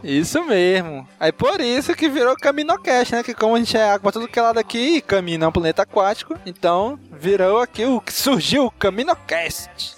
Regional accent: Manaus, Amazonas, Brazil; a gente é de Manaus, do Amazonas, e aqui é água pra todo canto que vocês possam imaginar

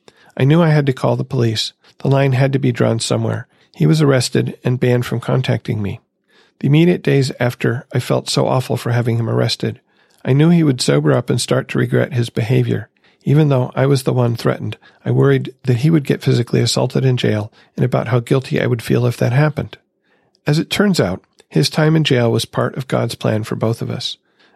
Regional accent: Grand Rapids, Michigan, United States; from Grand Rapids, Michigan.

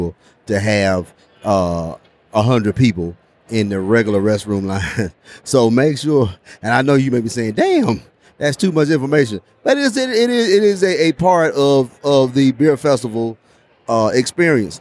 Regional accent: Florida, United States; We're from Florida

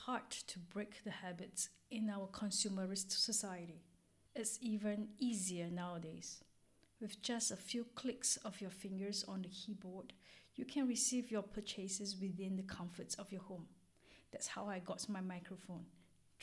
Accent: Singapore; moved away as an adult; also born or lived in Hong Kong; now in Arcy, France

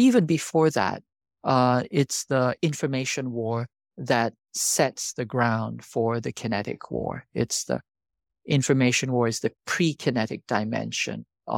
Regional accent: South Korea; I'm a South Korean. I grew up in South Korea, and I lived through three military dictatorships

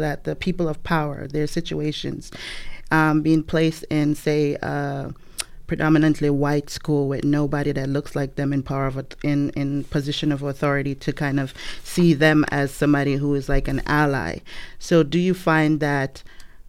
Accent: Jamaica; moved away as an adult; also born or lived in New York; now in United States; I have a 14-year-old and I'm Jamaican. So we were raised a certain way, different from how American children are

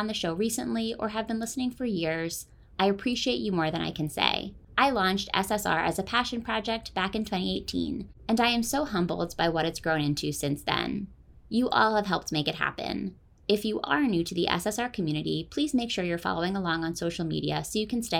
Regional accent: Philadelphia, Pennsylvania, United States; My hometown paper, the Philadelphia Inquirer

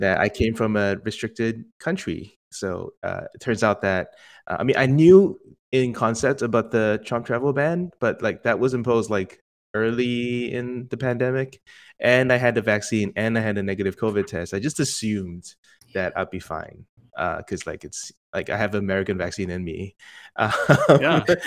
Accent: Singapore; moved away as an adult; now in United States; born and raised in Singapore, and came to the states for college

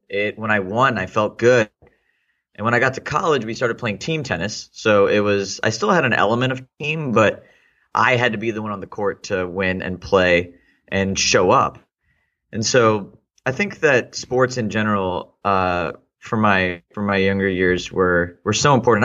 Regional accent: Houston, Texas, United States; also born or lived in India / Austin, Texas; I lived in Houston from the sixth grade. Uh, it pretty much, I, for all intents and purposes, I consider myself to be Houstonian

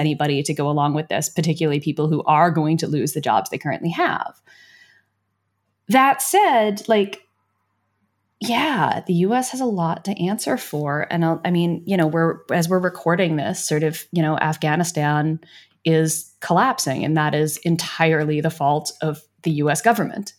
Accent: United States; I say this as an American

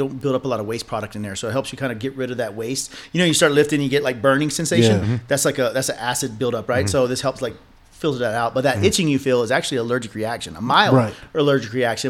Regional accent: Georgia, United States; moved away as an adult; now in El Paso, United States; I grew up in Georgia

